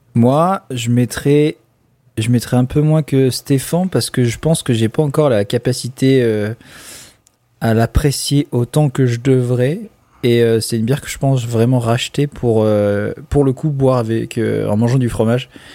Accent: Charente-Maritime, Nouvelle-Aquitaine, France; also born or lived in Haute-Savoie; je viens de Charente-Maritime

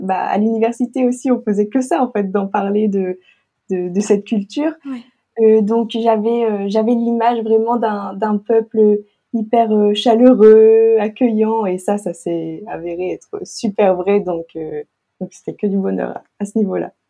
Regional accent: Lille, Hauts-de-France, France; moved away as an adult; also born or lived in Arequipa; now in La Ciotat, France; je viens de Lille et j'habite à La Ciotat

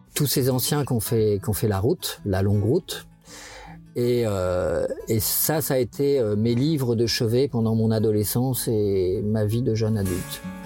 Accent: Le Havre, Normandy, France; Je suis né euh, en Seine-Maritime, au Havre, de père breton, de mère normande.

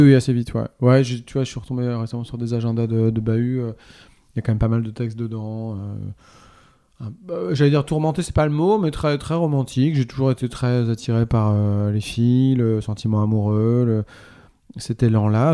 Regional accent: Normandy, France; j'ai grandi en Normandie

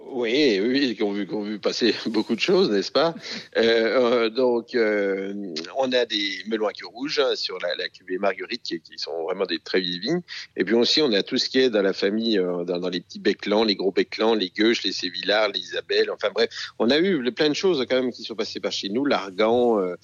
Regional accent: Jura, Bourgogne-Franche-Comté, France; je suis euh, du Jura bien sûr, c'est un domaine euh, de père en fils depuis 1650

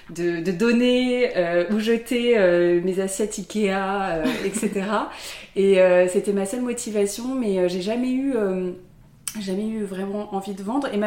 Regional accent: south of France, France; now in Paris, France; je suis, je suis originaire du sud de la France. J'habite à Paris

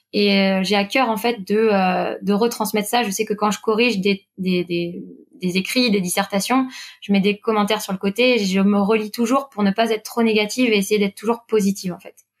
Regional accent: Quimper, Brittany, France; moved away as an adult; now in Paris region, France; je suis originaire bah, du sud Finistère, à Quimper, à côté

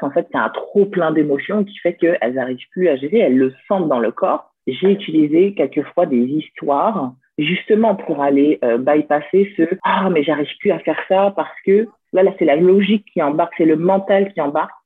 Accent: France; also born or lived in Lyon; je suis française. Donc, euh, je suis née en France

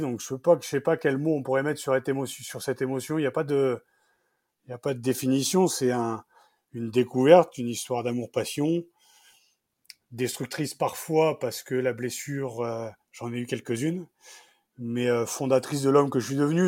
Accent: Picardy, Hauts-de-France, France; je venais de Picardie

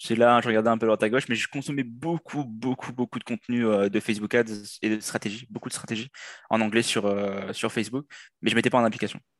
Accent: Réunion; moved away as an adult; now in Quebec, Canada; je viens de l'île de la Réunion

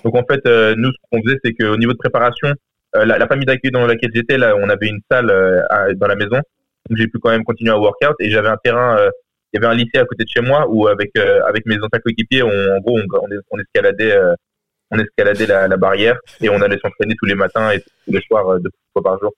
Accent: France; now in United States; j'ai quitté la France assez tôt

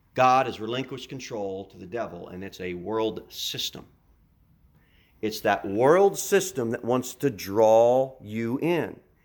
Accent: United States; I want to address you as an American

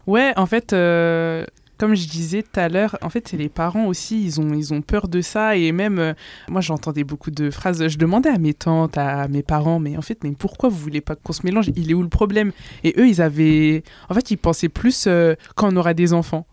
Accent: France; je suis 100% comorienne, mais je suis née en France, donc quelque part, je suis, française

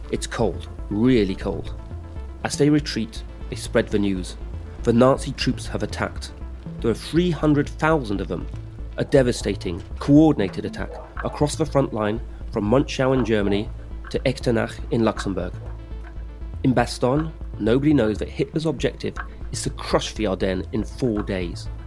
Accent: United Kingdom; also born or lived in France; I'm British and French.

